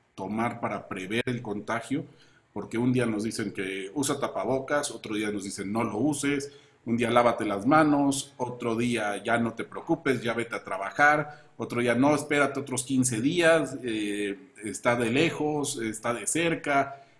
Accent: Chiapas, Mexico; En Chiapas sufrimos un sistema de salud saqueado por gobiernos anteriores

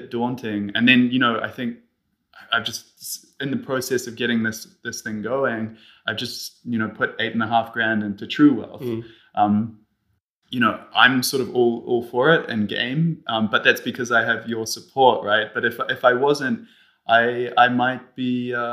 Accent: New Zealand; also born or lived in Switzerland; now in Zurich, Switzerland; I am Swiss, although I grew up in New Zealand.

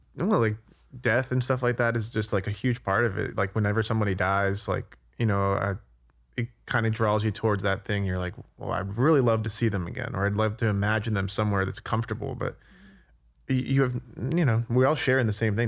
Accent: New Jersey, United States; I'm also from New Jersey

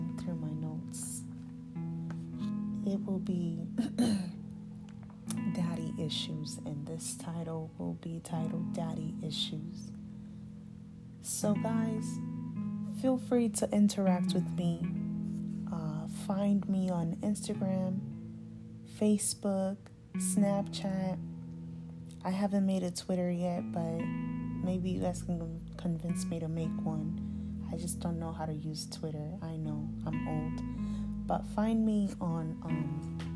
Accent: Zambia; moved away; also born or lived in Alaska; We grew up in Zambia. That's where I was born.

